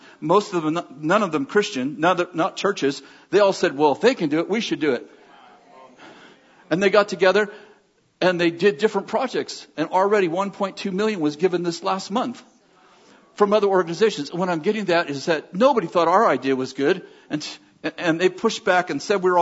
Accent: United States; moved away; I'm an American

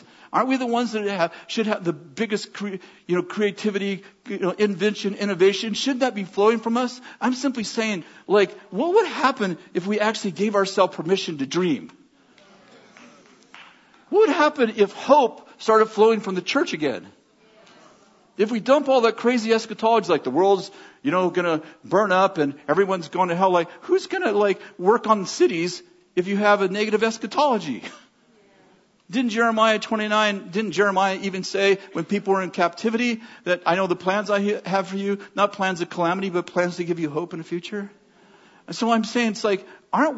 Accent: United States; moved away; I'm an American

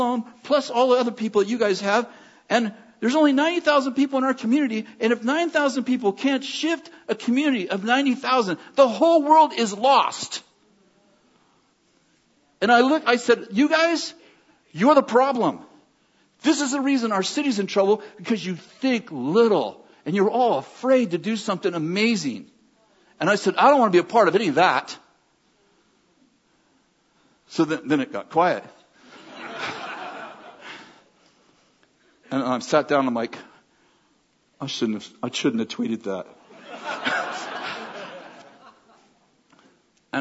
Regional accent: United States; moved away; I'm an American

